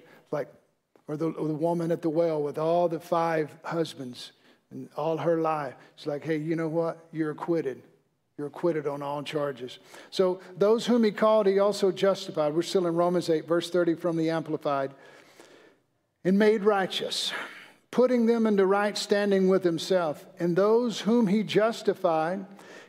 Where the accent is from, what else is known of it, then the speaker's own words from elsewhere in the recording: Mississippi, United States; I'm from Mississippi.